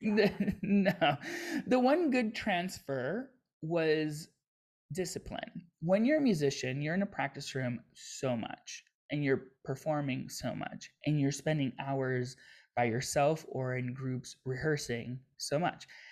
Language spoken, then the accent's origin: English; Miami, Florida, United States; I grew up in Miami, so it's very diverse